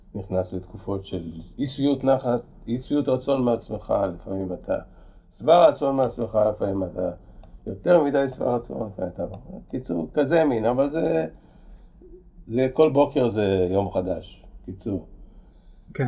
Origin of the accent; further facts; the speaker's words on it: Kraków, Lesser Poland, Poland; now in Israel; נולדתי בפולין